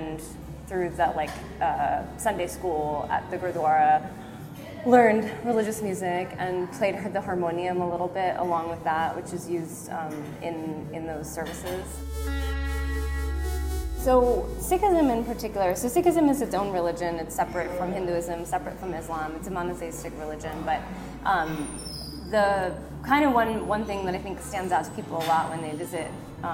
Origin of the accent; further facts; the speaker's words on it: Maryland near Baltimore, United States; I grew up in Maryland near Baltimore